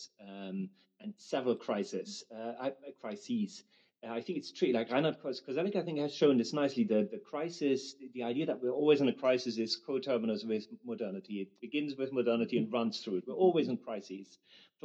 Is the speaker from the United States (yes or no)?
no; Germany; I'm from Germany